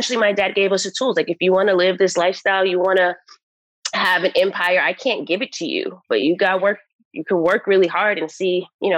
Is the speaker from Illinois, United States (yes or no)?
no; New York City, New York, United States; moved away as an adult; also born or lived in New Jersey; now in Los Angeles, United States; New York, Queens, New York.